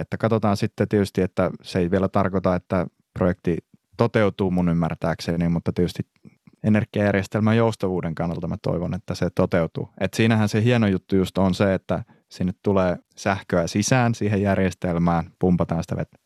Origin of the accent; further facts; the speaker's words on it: Pyhäjärvi, North Ostrobothnia, Finland; moved away; mä alun perin kotoisin sieltä Pyhäjärveltä